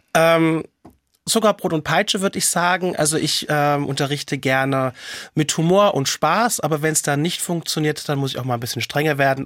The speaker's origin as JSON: {"language": "German", "town": "Mainz", "region": "Rhineland-Palatinate", "country": "Germany", "said": "ich komme ja aus Mainz und als Mainzer Mädche"}